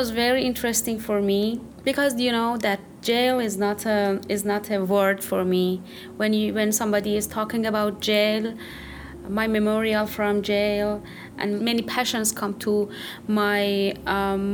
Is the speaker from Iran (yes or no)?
yes; Iran; moved away as an adult; now in United States; 2 months ago, I came from Iran to US. And when I was in Iran